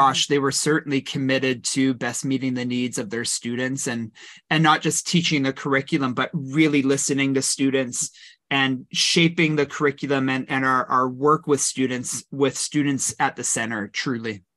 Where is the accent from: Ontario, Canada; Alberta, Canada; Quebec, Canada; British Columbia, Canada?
British Columbia, Canada; Kelowna; also born or lived in Victoria, British Columbia; I grew up in the Okanagan in Kelowna.